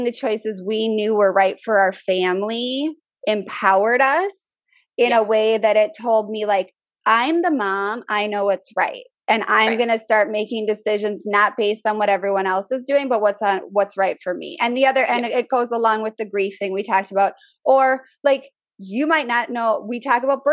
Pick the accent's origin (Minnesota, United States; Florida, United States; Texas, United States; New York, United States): Minnesota, United States; moved away as an adult; now in Richmond, United States; I'm from Minnesota. People are a lot more open with this stuff where I'm from. Now I'm in the South. Richmond is considered the South